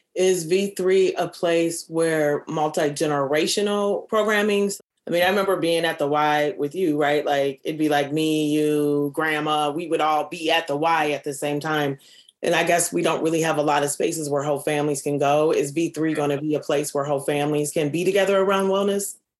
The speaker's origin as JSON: {"language": "English", "town": "Minneapolis", "region": "Minnesota", "country": "United States", "said": "I'm from the North Side."}